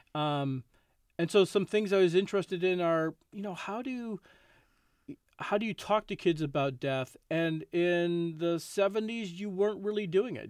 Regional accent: Chicago, Illinois, United States; I grew up in Chicago, and certainly growing up as a Cubs fan

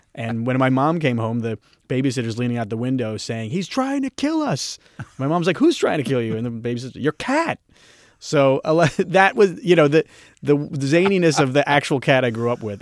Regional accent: Philadelphia, Pennsylvania, United States; I'm from Philadelphia

